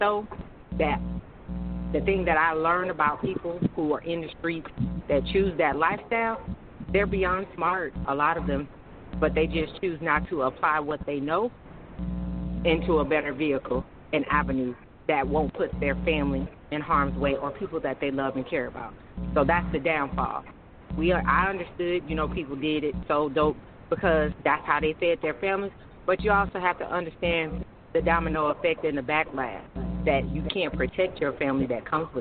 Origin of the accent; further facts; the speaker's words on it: Oakland, California, United States; also born or lived in St. Louis, Missouri; now in Atlanta, United States; I'm originally from Oakland, California